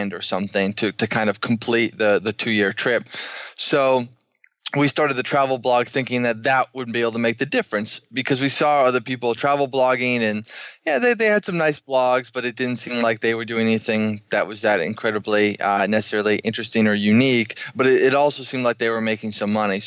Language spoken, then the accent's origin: English; Boston, Massachusetts, United States; moved away as an adult; also born or lived in Washington, D.C.; We're originally from Boston, went to school in the area